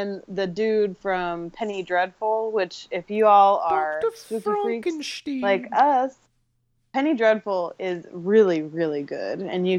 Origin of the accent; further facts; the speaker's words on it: United States; I'm not British